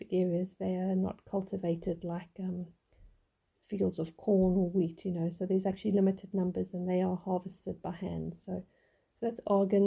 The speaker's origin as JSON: {"language": "English", "country": "South Africa", "tie": "born or raised there", "said": "we grew up in South Africa"}